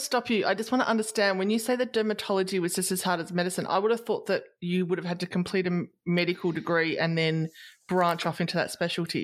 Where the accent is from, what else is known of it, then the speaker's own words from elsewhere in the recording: Australia; I'm an Aussie